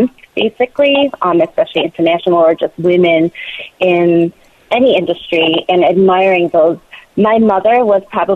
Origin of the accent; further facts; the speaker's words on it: Michigan, United States; moved away as an adult; also born or lived in South Korea / Ann Arbor, Michigan; now in New Jersey, United States; I grew up in Michigan